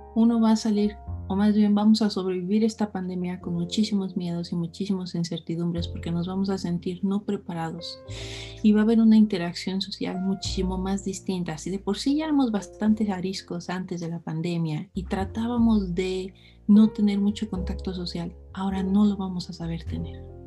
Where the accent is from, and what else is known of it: Mexico